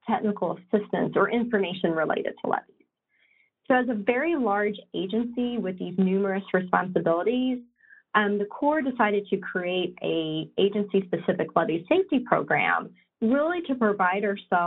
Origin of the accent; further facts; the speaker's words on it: West Virginia, United States; I'm originally from West Virginia.